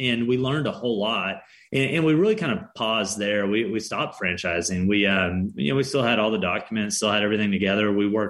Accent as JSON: {"language": "English", "region": "Arkansas", "country": "United States", "also_born_or_lived": "Southern California", "said": "We lived in Southern California for a time. We're both from Arkansas. That's where we're based out of now."}